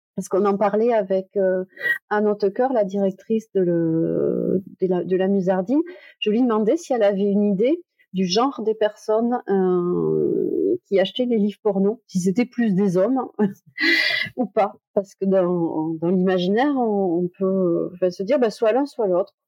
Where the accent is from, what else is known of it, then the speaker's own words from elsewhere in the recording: Toulouse, Occitania, France; je suis de Toulouse